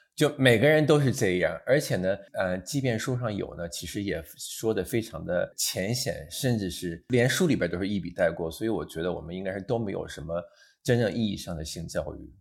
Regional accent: northern China, China; moved away as an adult; 因为我家是在北方的一个小镇上，冬天非常冷

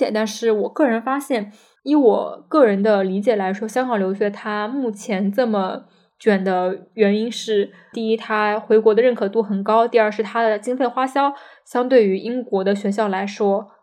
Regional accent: China; 感觉就是这个学校想赚我们中国人的钱

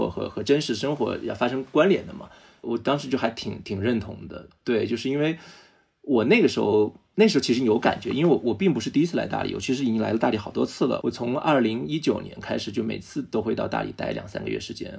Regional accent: Hunan, China; also born or lived in Beijing; now in Dali, China; 老家湖南

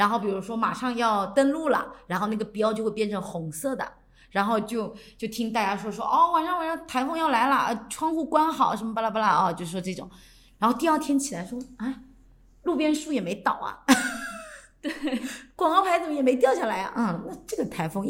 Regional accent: coastal southern China, China; 我们可是沿海长大的，

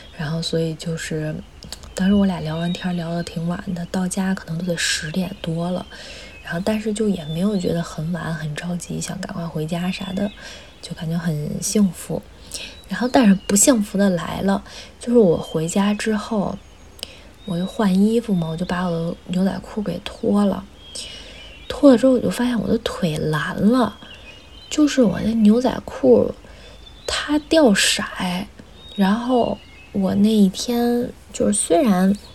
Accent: Beijing, China; 我从小就生活在北京

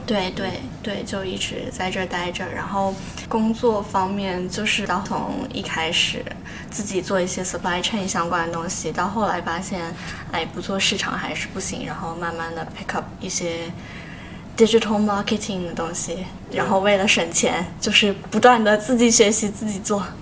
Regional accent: Shanghai, China; moved away as an adult; also born or lived in Manchester, United Kingdom; now in London, United Kingdom; 我是从上海来到了英国

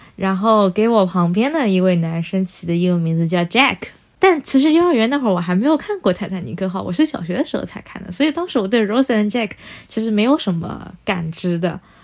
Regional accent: Yangpu, Shanghai, China; 我是从小在上海杨浦 长大的

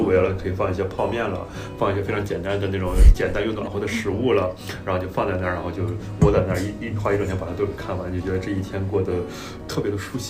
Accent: Qingdao, Shandong, China; moved away as an adult; also born or lived in Xiamen; now in Shanghai, China; 我刚去厦门读书的时候，我是一个山东人，呃，严格来说我是青岛人

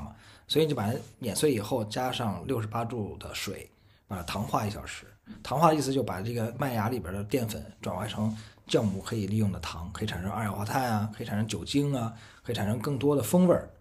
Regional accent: Beijing, China; moved away as an adult; also born or lived in Dali; now in Tonglu, China; 毕竟是从小在北京长大的嘛

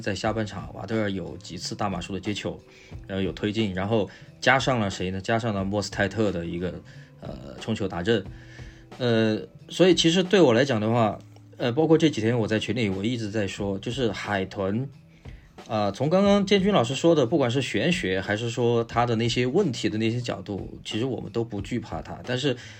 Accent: Sichuan, China; accent: Sichuanese; 我们说四川话

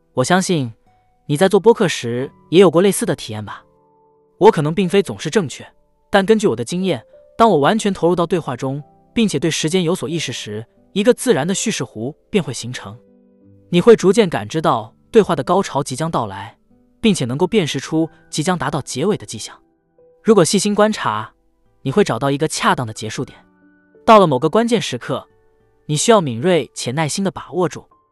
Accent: Canada; 我们加拿大人

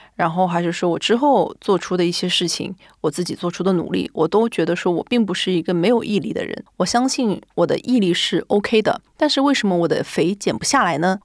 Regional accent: China; moved away as an adult; also born or lived in Japan; now in Tokyo, Japan; 就只有我一个中国人

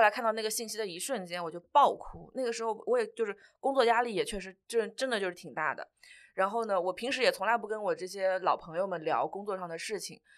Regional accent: Changzhou, Jiangsu, China; moved away as an adult; now in Shanghai, China; 我老家就是常州的

